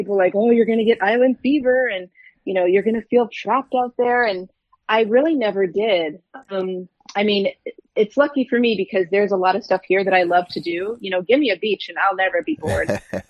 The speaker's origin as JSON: {"language": "English", "region": "Michigan", "country": "United States", "tie": "born or raised there", "also_born_or_lived": "San Francisco / Germany / Colorado / California", "said": "I was born in San Francisco, moved around Germany, Colorado. I spent some time in Michigan in middle and high school. And then I moved back to California for college."}